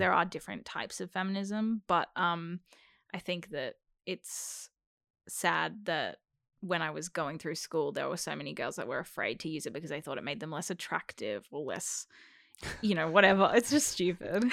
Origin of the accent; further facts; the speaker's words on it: Melbourne, Victoria, Australia; first language English; I was born in Melbourne